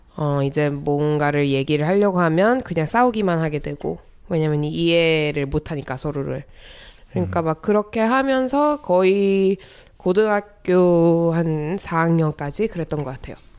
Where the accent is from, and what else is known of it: United States; born or raised there; also born or lived in South Korea